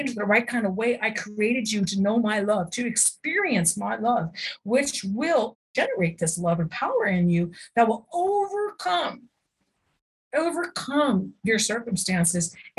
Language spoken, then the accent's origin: English; United States; I'm an American, right? Life, liberty, and the pursuit of happiness. This is what it's about. We don't know anything else. We grew up in this culture